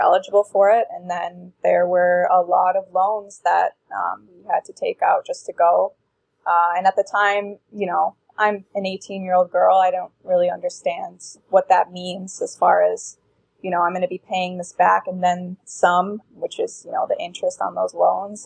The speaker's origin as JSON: {"language": "English", "region": "Minnesota", "country": "United States", "tie": "born or raised there", "said": "I grew up in Minnesota"}